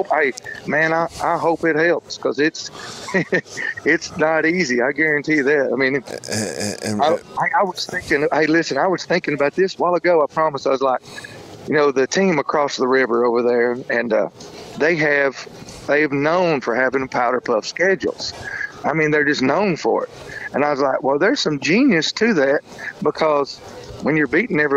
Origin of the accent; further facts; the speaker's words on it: Kentucky, United States; also born or lived in Toccoa, Georgia; now in Alabama, United States; I was born in Toccoa, Georgia, and then I grew up in Kentucky